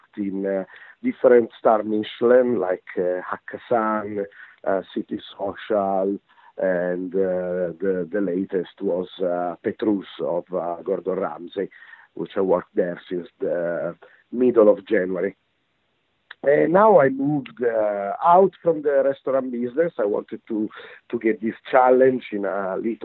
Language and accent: English; Italy; moved away as an adult; now in London, United Kingdom; I'm coming from Italy. I'm Italian.